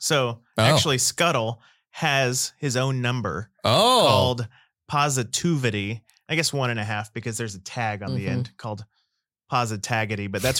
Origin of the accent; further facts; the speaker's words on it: Oklahoma, United States; I'm from Oklahoma